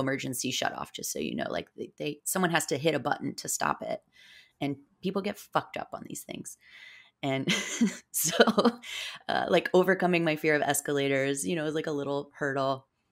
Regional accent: South Florida, United States; I grew up in South Florida, and I grew up a lot in the Florida Keys

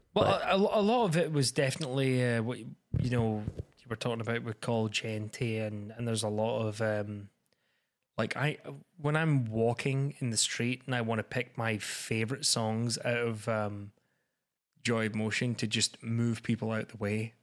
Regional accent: Scotland, United Kingdom; I'm that Scottish guy

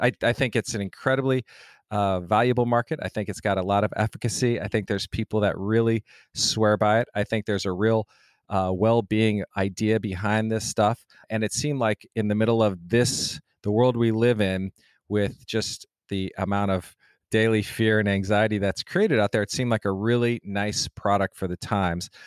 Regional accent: Denver, Colorado, United States; I'm from Denver, Colorado, so that's where I grew up

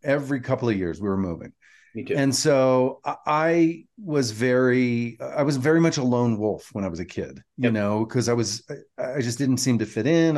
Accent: Atlanta, Georgia, United States; moved away; growing up in Atlanta, my my junior high and high school years

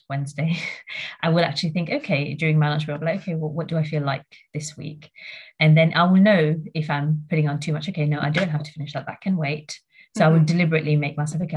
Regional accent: Mauritius; moved away; I grew up in Mauritius for a bit. So that's where I'm from originally.

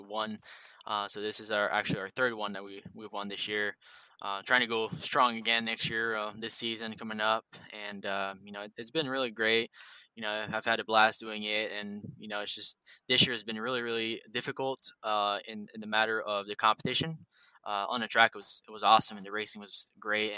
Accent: Drummondville, Quebec, Canada; I'm from Quebec, Canada, in Drummondville

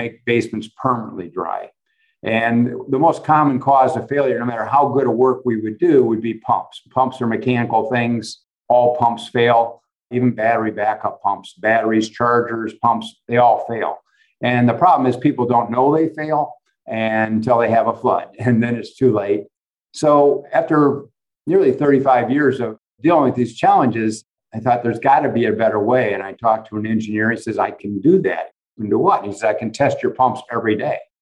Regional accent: Valparaiso, Indiana, United States; I grew up in Valparaiso, Indiana, a small town.

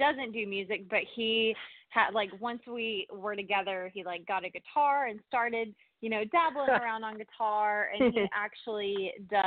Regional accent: Nashville, Tennessee, United States; I am from Nashville, Tennessee, actually born and raised in Nashville.

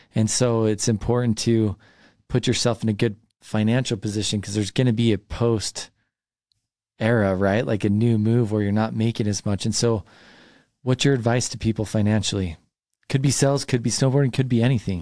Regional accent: Highland, Utah, United States; I grew up in Highland

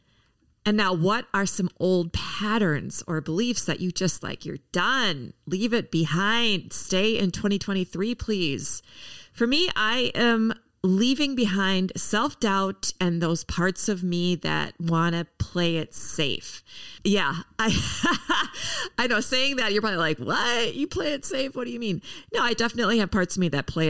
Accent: Minneapolis, Minnesota, United States; here in my hometown of Minneapolis

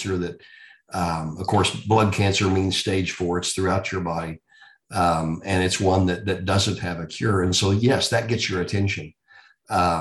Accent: Texas, United States; also born or lived in Indiana; I'm a Texan that grew up here, went to school here, started my career here

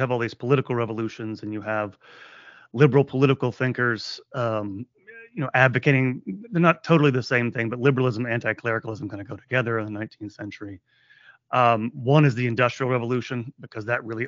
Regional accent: United States; I'm an American

